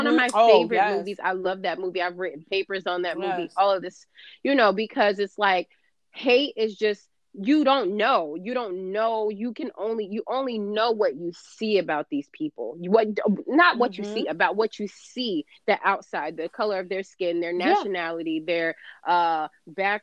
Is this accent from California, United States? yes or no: yes; California, United States; now in New Jersey, United States; I grew up in California